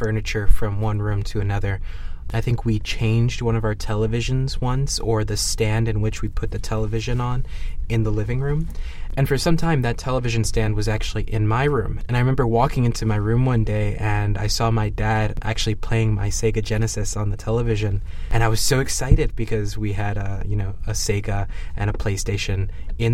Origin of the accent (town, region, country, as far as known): New York, United States; born or raised there